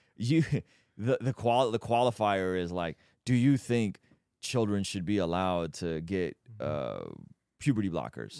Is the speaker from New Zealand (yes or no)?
no; Baku, Azerbaijan; moved away; I'm Armenian, but we grew up in Azerbaijan